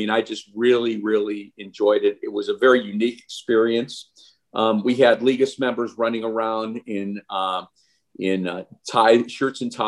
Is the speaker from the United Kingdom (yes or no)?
no; Cleveland, Ohio, United States; moved away as an adult; now in Fort Lauderdale, United States; I grew up in Cleveland, Ohio